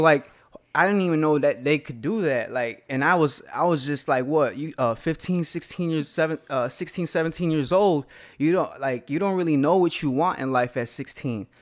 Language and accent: English; Aurora, Colorado, United States; I grew up on the West Side and then I moved to the East Side.